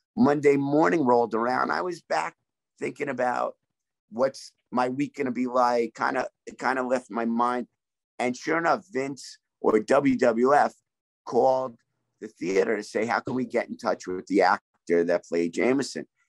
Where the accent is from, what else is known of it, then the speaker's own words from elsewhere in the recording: New York, United States; also born or lived in Brooklyn; I grew up right outside New York City, born in Brooklyn